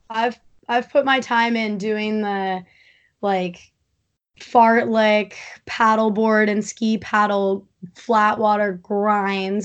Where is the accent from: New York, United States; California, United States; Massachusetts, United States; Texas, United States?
New York, United States; East Hampton; I grew up in East Hampton